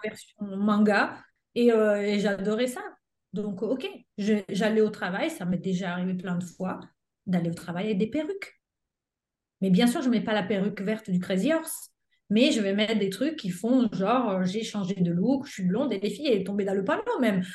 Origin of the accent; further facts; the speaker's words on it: Italy; French is a second language; moved away as an adult; now in France; j'avais passé mon bac en Italie